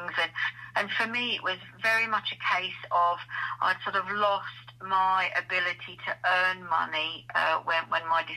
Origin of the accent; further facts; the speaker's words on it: Kent, South East England, United Kingdom; moved away as an adult; also born or lived in Barnsley, South Yorkshire; now in the Midlands, United Kingdom; I was born and bred in Barnsley, South Yorkshire, and when the pits closed, my parents moved down to Kent, and my dad became a postman down there. So absolutely lived my life down there from the age of 7